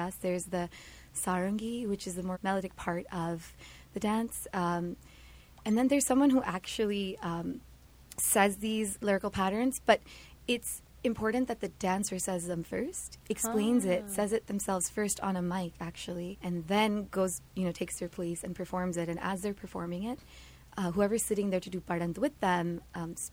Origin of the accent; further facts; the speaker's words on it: United States; also born or lived in Kolkata, India; as we grew up in America